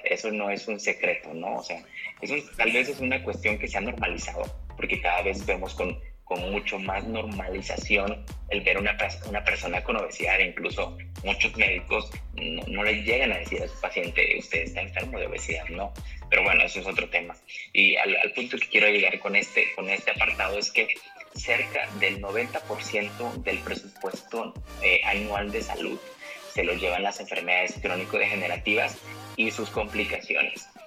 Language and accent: Spanish; Mexico; como población mexicana